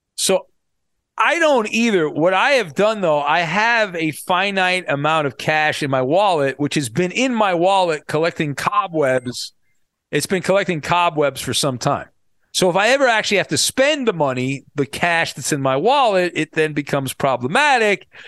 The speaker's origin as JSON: {"language": "English", "area": "Orange County", "region": "California", "country": "United States", "tie": "born or raised there", "said": "I grew up in Orange County, not far from the Big A where the Angels play"}